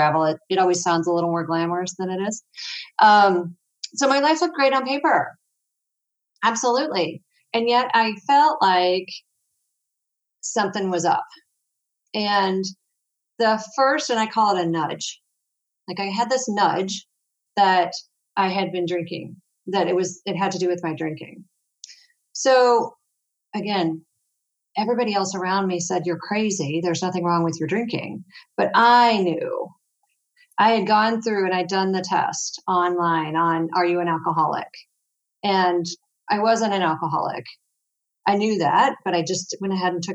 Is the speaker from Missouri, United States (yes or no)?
yes; St. Louis, Missouri, United States; I'm from St. Louis, Missouri, so I'm right in the middle of the U.S.